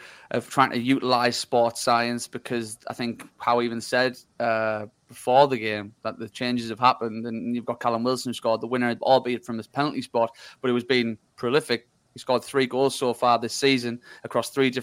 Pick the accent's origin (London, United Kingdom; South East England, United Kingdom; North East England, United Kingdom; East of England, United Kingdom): North East England, United Kingdom; Hartlepool; I'm from Hartlepool.